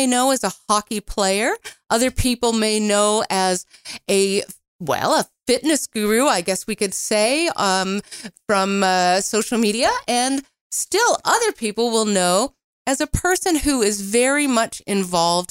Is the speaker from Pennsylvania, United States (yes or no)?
yes; Pennsylvania, United States; moved away; I grew up in Pennsylvania